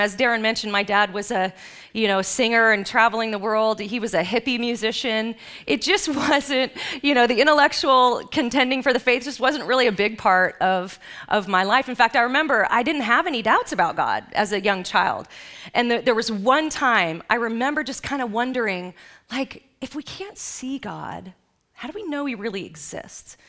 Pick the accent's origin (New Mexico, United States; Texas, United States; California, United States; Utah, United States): California, United States; Los Angeles; I grew up in Los Angeles